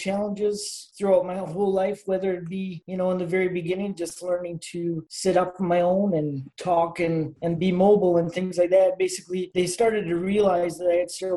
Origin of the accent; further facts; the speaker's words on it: Green Bay, Wisconsin, United States; I was born and raised here in Green Bay